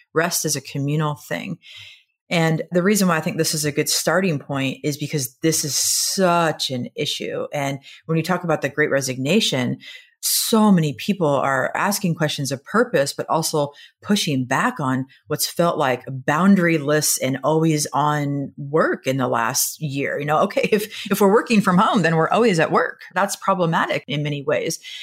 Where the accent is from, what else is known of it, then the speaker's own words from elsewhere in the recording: Nebraska, United States; I am from Nebraska, and so we speak in a lot of farm metaphors